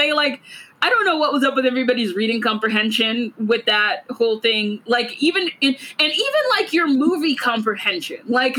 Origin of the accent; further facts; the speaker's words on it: Georgia, United States; I am from Georgia.